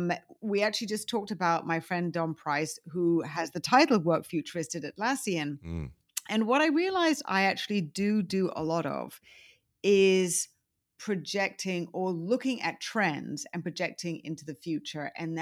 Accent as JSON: {"language": "English", "country": "United Kingdom", "lives_now": "United States", "said": "I mean, I do consider myself a Brit. I'm American now, too. But, you know, I think I'm international Brits"}